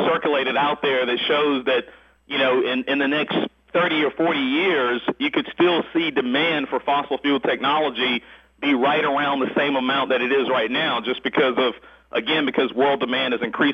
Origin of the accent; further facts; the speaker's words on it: Winston-Salem, North Carolina, United States; I come from East Winston. I grew up very, very poor